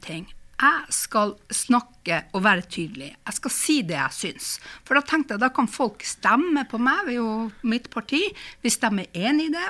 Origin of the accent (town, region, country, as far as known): Finnmark, Norway